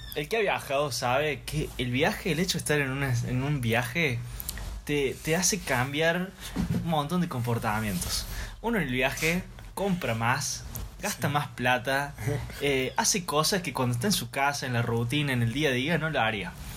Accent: Córdoba, Argentina; acaso no soy el de Córdoba

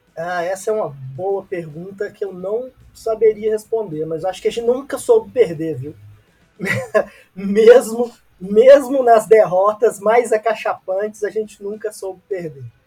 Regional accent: Brazil; enquanto brasileiros

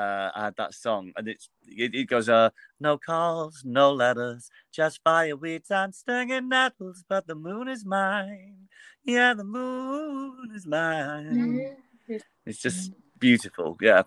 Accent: Mansfield, East Midlands, United Kingdom; also born or lived in Birmingham; now in London, United Kingdom; I grew up in Mansfield, in the middle of the country.

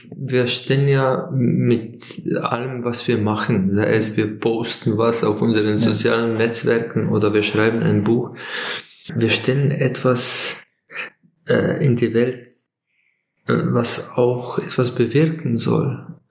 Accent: Slovenia; Aus, aus Slowenien

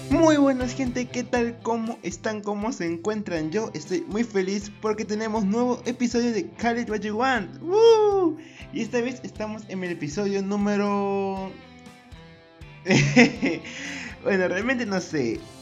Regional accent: Peru; yo soy de Perú.

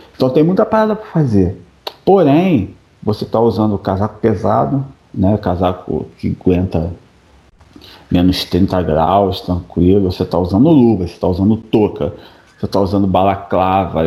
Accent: Rio de Janeiro, Brazil; moved away as an adult; now in Quebec, Canada; a gente vem do Rio, pô, o calor lá te castiga

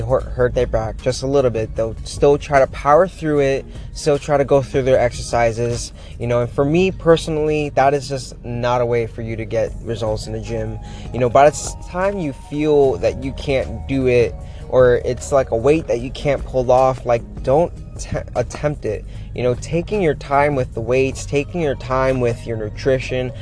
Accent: Florida, United States; moved away as an adult; now in Pittsburgh, United States; I'm from Florida

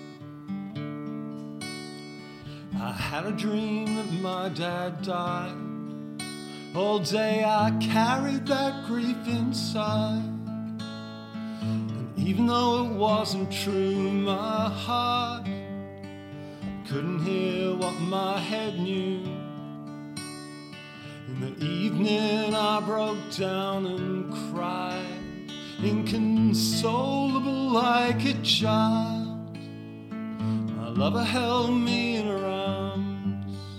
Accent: Canberra, Australian Capital Territory, Australia; I grew up in Canberra, just the other side of Duntroon, so I grew up in Campbell

